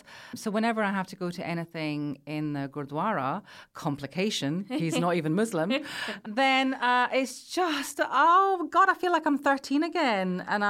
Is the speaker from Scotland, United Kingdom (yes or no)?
yes; Scotland, United Kingdom; Oh, I'm from Scotland, and they just look at you like, yeah, but that's not what I meant.